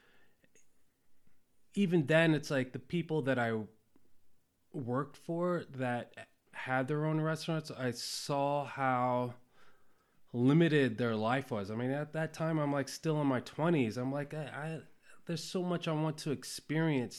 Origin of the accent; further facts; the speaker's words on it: Ohio, United States; moved away; also born or lived in Cambodia / New York City, United States / Hawaii, United States; my mom moved to Ohio. Well, that's where she's from originally. And, um, and so that's where I, I grew up